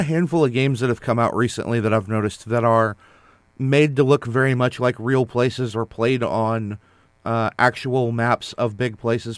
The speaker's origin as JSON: {"language": "English", "country": "United States", "said": "as an American"}